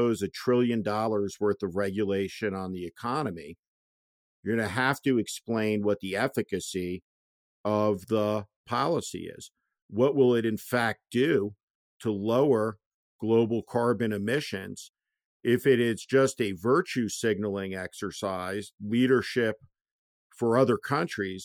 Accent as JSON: {"language": "English", "region": "East Coast", "country": "United States", "tie": "born or raised there", "moved": "yes", "lives_now": "California, United States", "said": "I grew up on the East Coast"}